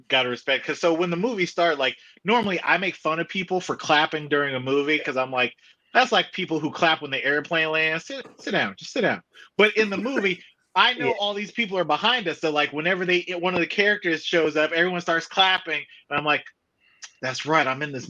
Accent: Chicago, Illinois, United States; moved away; also born or lived in West Coast; I'm from Chicago

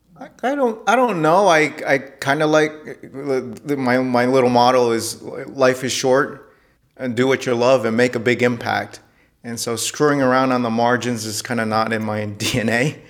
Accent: New York City, New York, United States; also born or lived in Detroit; I was born in New York City

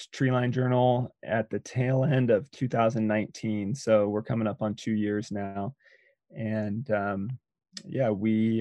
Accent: Eugene, Oregon, United States; also born or lived in Bend, Oregon; I grew up in Eugene, Oregon

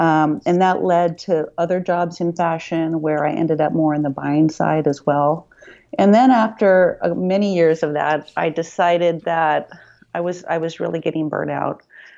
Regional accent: Midwest, United States; moved away as an adult; now in San Francisco, United States; I grew up in the Midwest.

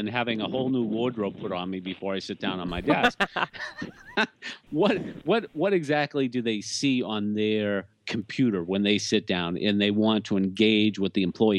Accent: Boston, Massachusetts, United States; accent: Boston; my Boston accent

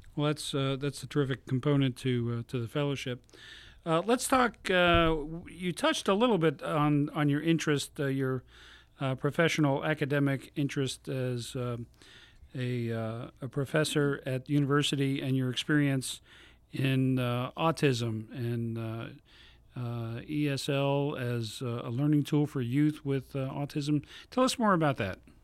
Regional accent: New York City, New York, United States; now in Nashville, United States; I come from New York City

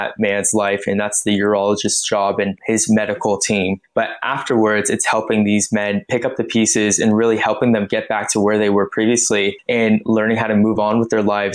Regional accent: Canada; moved away as an adult; now in Melbourne, Australia; I am Canadian and I am a men's health physio, having studied here in Melbourne, Australia, and that's currently where I'm living.

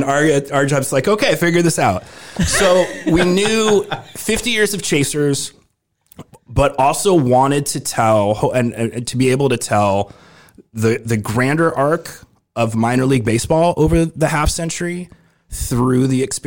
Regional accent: Denver, Colorado, United States; also born or lived in Brooklyn, New York; I grew up in Denver

